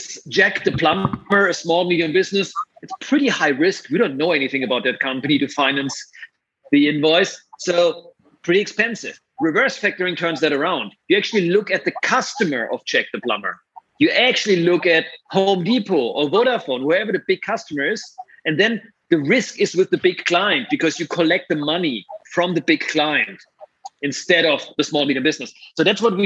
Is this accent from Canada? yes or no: no; Germany; accent: German; English is a second language; moved away as an adult; also born or lived in San Francisco; you hear my beautiful German accent. That's where my career started.